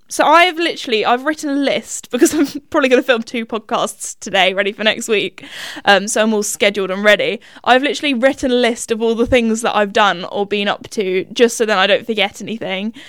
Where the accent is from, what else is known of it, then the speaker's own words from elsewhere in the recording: United Kingdom; Little classic British girl